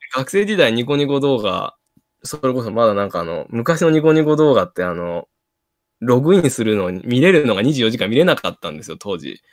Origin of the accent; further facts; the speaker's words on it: Ishikawa, Japan; moved away; 僕、はい石川出身なので